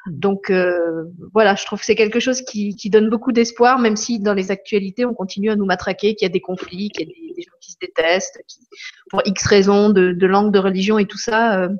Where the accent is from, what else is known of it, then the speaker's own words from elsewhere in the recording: Paris, Île-de-France, France; Moi, mon enfance à Paris est entièrement associée au gris.